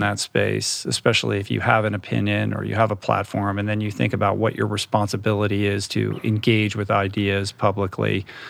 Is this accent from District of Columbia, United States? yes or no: yes; Washington, District of Columbia, United States; I grew up in Washington, D C